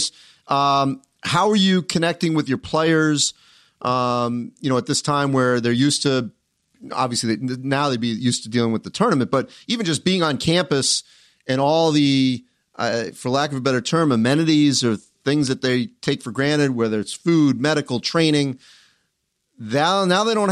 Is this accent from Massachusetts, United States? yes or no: yes; Boston, Massachusetts, United States; I grew up in Boston and seeing all the Magic Bird stuff growing up as a Celtics fan